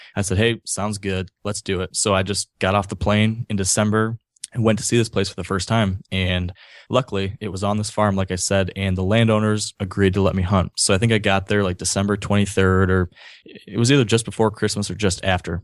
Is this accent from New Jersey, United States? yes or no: no; Grand Rapids, Michigan, United States; also born or lived in New York City / San Francisco / Lansing, Michigan / Ann Arbor, Michigan; I grew up in Grand Rapids, Michigan, which is not too far from Lake Michigan, over on the western side of the state.